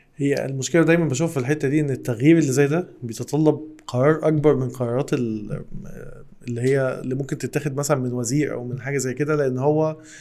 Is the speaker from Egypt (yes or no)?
yes; Egypt; احنا ليه كمصر